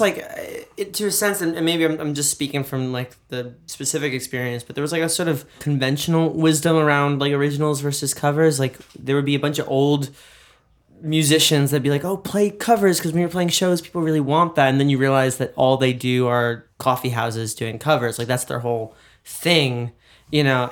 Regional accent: New York, United States; being a New Yorker.

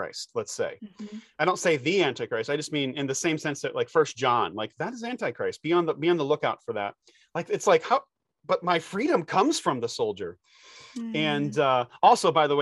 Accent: United States; as an American

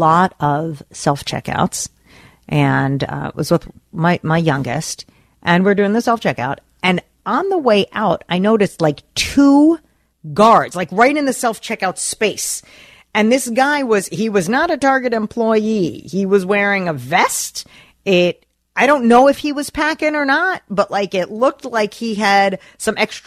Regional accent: New Jersey, United States; now in Minnesota, United States; I'm from New Jersey

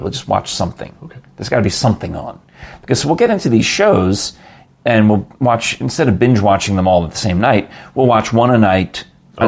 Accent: New York City, New York, United States; I grew up in New York, and my father and my mother would go to Broadway in those days

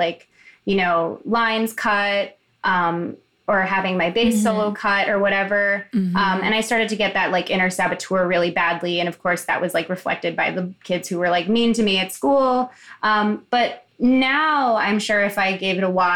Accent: Chicago, Illinois, United States; I grew up in Chicago in like the predominantly like gay and queer neighborhood.

